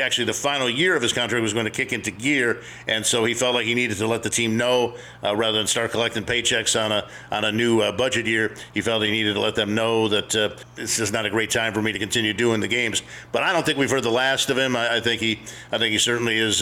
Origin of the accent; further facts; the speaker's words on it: Los Angeles, California, United States; moved away; I grew up in Los Angeles